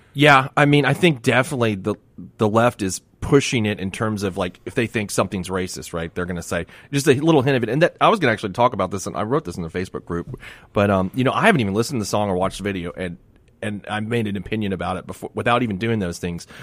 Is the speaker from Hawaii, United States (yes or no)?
no; Miami, Florida, United States; I grew up in Miami